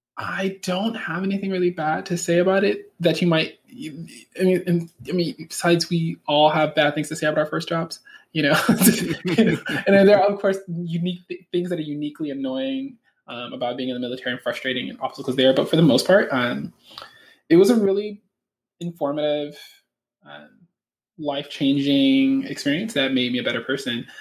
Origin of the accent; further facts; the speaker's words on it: Los Angeles, California, United States; also born or lived in Michigan / Louisville, Kentucky; so I grew up in Hollywood, California.